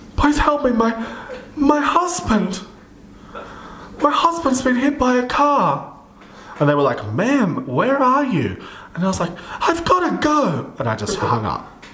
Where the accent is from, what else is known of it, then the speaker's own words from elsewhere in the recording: Central Coast, New South Wales, Australia; near one of the train stations on where I grew up on the Central Coast